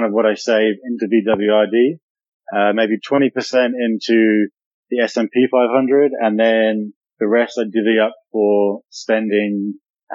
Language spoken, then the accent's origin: English; New Zealand; I am born and raised in New Zealand and live down in the South Pacific side of the world.